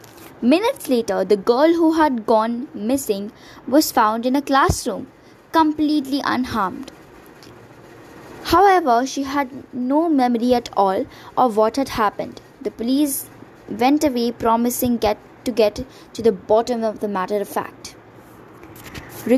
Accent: Varanasi, Uttar Pradesh, India; My hometown is Varanasi and I'm intensely attached to the Ghats. It calms my mind to sit on the Ghats and simply watch the holy Ganges.

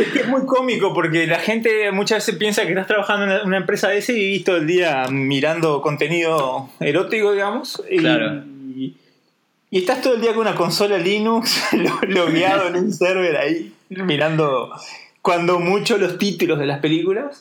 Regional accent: Durazno, Uruguay; moved away as an adult; now in Switzerland; soy de Durazno

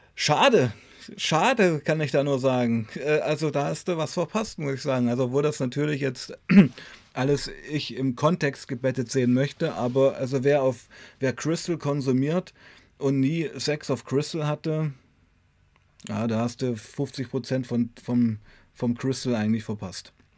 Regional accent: Weißenfels, Saxony-Anhalt, Germany; bei uns in Weißenfels war damals eine ganz starke Heroinszene

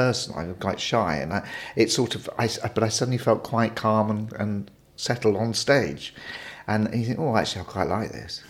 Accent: Maidenhead, South East England, United Kingdom; also born or lived in Henley-on-Thames; I was born in Henley, but I don't live far. I live in Maidenhead, so it's about 5 or 6 miles away. So I've always kind of been in that area.

